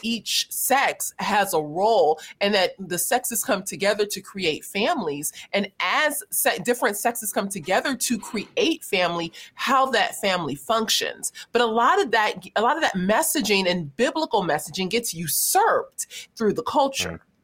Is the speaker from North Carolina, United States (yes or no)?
no; Los Angeles, California, United States; growing up in South Central Los Angeles